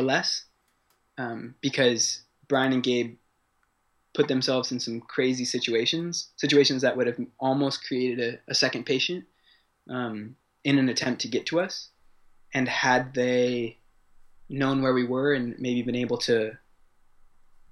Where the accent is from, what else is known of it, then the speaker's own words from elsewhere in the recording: San Diego, California, United States; moved away as an adult; now in Paris, France; I was born in San Diego, California, and grew up there. I've been living in Paris for the last 3 years